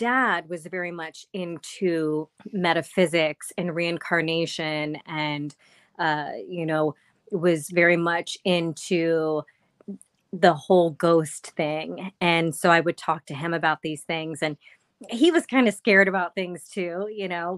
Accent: Maryland, United States; I'm from Maryland

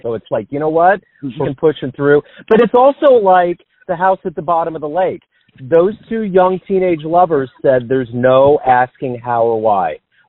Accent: Kansas City, United States; I'm from Kansas City

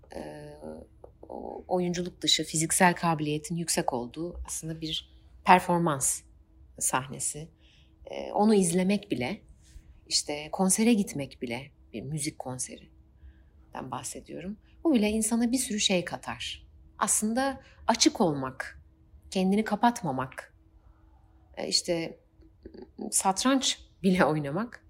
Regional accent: Eskişehir, Turkey; 1993 Eskişehir'de doğdum

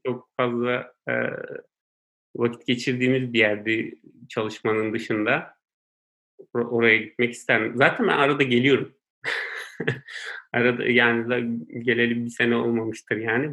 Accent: Istanbul, Turkey; also born or lived in Konya; ben Konya doğumluyum. Ee, ben iki yaşındayken ailem İstanbul'a e, göçüyorlar

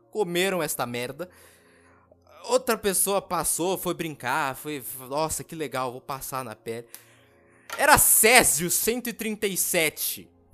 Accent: Brazil; eu que nasci aqui no Brasil, no Brazilian, eu realmente eu não queria ter nascido aqui

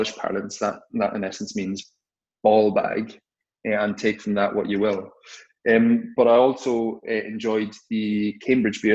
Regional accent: Cork, Munster, Ireland; growing up in Cork, and we've got two major stout companies in Cork

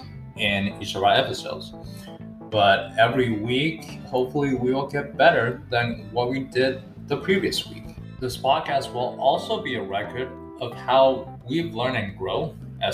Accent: Qingdao, Shandong, China; moved away as an adult; now in Los Angeles, United States; I was born and raised in China from the city of Qingdao. At the age of 18, I moved to Los Angeles

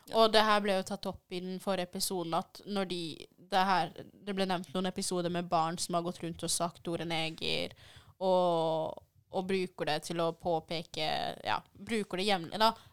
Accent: DR Congo; now in Norway; vi er fra Den demokratiske republikken Kongo

